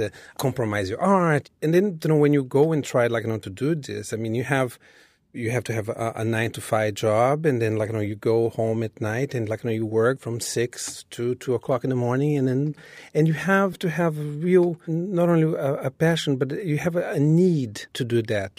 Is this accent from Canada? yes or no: no; Rio de Janeiro, Brazil; moved away as an adult; now in New York City, United States; when I was growing up in Brazil